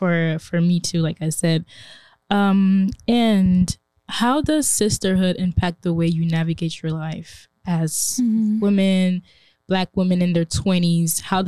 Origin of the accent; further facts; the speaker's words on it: Côte d’Ivoire; now in United States; I'm from Ivory Coast. I grew up around a lot of Black people.